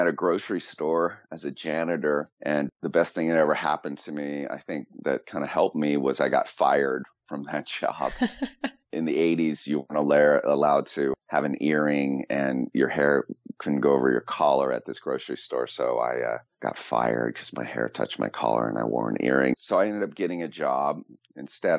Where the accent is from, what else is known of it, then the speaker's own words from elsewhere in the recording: San Francisco, California, United States; moved away as an adult; also born or lived in Los Angeles; I'm from Northern California, from San Francisco, the Bay Area